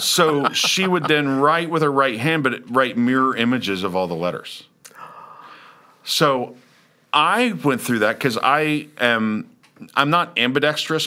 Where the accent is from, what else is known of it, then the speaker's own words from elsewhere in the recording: Lawrence, Kansas, United States; moved away; also born or lived in Brooksville, Florida; I was from Lawrence, Kansas, which is a college town